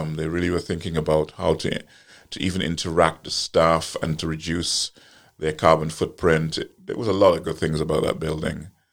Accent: Guyana; moved away; also born or lived in Trinidad; I was born in Guyana and, uh, but I have an apartment in Trinidad.

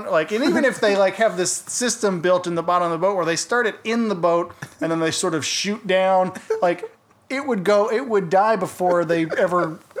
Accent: Conyers, Georgia, United States; This is just an accent. I'm from Conyers.

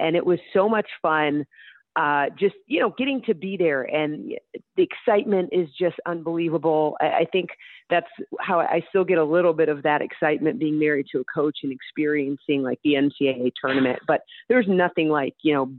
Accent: Alpharetta, Georgia, United States; Yeah, well, I went to high school outside of Atlanta in a city called Alpharetta. And before then, I had lived in a lot of cities. I was kind of like a nomad growing up because of my dad's job.

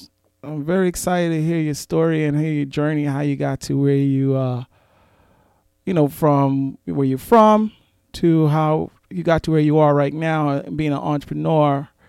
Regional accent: New York City, New York, United States; I'm from Brooklyn, so I love representing Brooklyn.

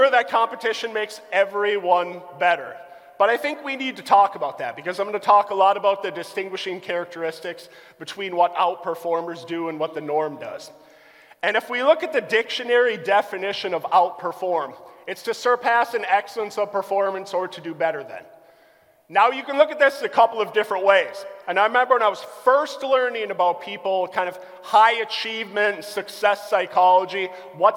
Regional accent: Albany, United States; growing up in Albany

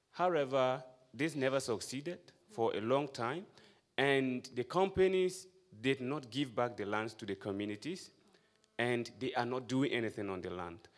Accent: Ghana; I'm from Ghana.

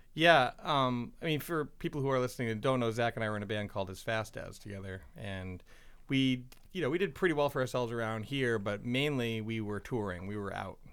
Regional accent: Portland, Maine, United States; we're all from Portland

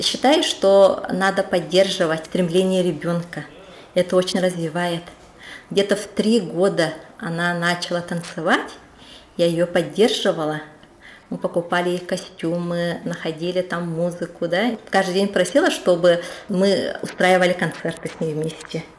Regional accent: Yakutia, Sakha Republic, Russia; now in Saint Petersburg, Russia; я на самом-то деле хочу вернуться в Якутию. К, жить рядом со своими родными и у себя на родине

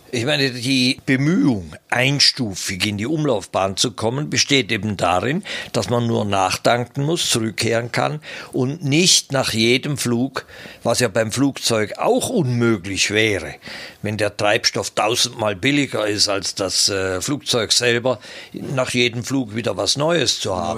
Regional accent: Switzerland; ich bin auf der Schattenseite des Bodensees aufgewachsen

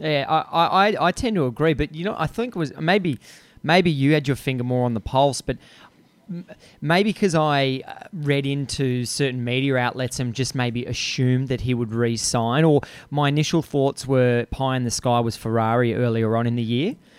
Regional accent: Australia; your accent, my accent, we're from the greatest country on earth.

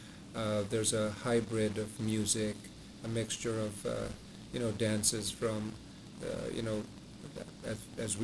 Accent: Malawi; moved away; I, for once, was born and raised in Africa, in Malawi

